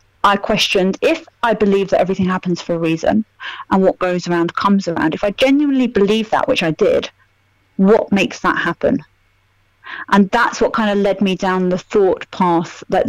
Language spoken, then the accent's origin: English; Milton Keynes, South East England, United Kingdom; moved away as an adult; also born or lived in London; I'm from Milton Keynes. So although you could kind of say it's multicultural, when I was at school...